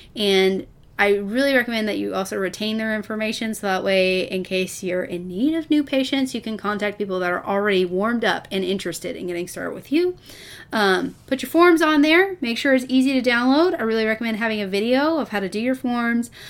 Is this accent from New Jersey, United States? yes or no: no; Texas, United States; I'm from Texas, that's what we do, we eat Mexican and barbecue food